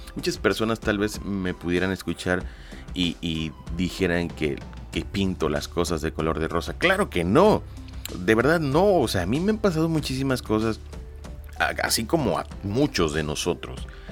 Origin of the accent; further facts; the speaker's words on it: Lerdo de Tejada, Veracruz, Mexico; yo soy nacido en Ciudad Lerdo de Tejada, Veracruz, en la República Mexicana